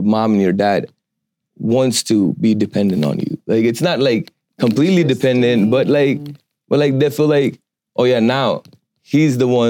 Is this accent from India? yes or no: yes; India; moved away; I'm from India, originally from India